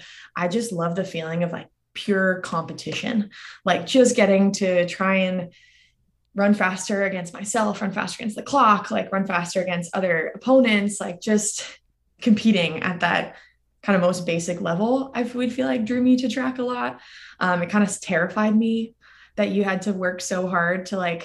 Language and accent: English; outside San Francisco, California, United States; moved away as an adult; also born or lived in Durham, North Carolina / Austin, Texas; I was born and raised right outside of San Francisco area, but compete for the Canadian team because my parents are both from Canada